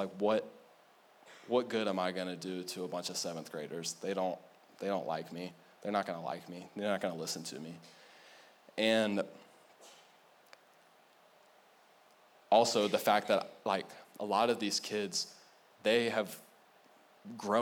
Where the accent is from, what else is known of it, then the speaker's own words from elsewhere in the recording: United States; I'm American